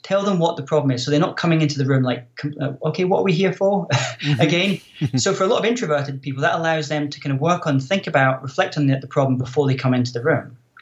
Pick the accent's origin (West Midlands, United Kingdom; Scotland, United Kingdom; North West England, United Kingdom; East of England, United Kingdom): Scotland, United Kingdom; moved away as an adult; also born or lived in Silicon Valley; I'm originally from Scotland